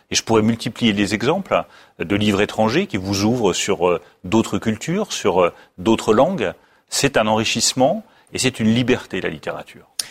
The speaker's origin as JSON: {"language": "French", "country": "France", "said": "en France, le premier lien entre les Français, c'est notre langue"}